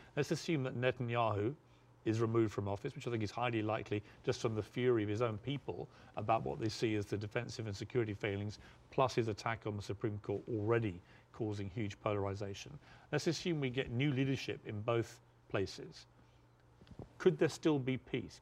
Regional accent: United Kingdom; moved away as an adult; now in United States; back in my home country of the UK

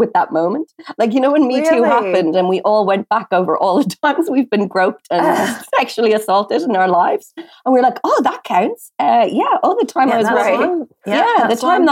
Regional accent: Dublin, Leinster, Ireland; moved away as an adult; now in London, United Kingdom; Dublin's Fair City, where I'm from, in Ireland

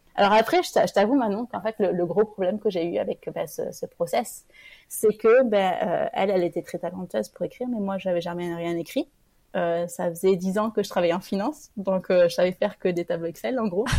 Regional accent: Toulouse, Occitania, France; moved away; je suis originaire de Toulouse

